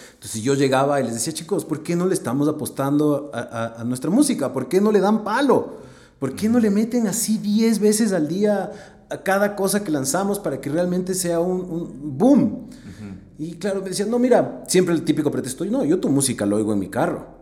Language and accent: Spanish; Ecuador; como ecuatoriano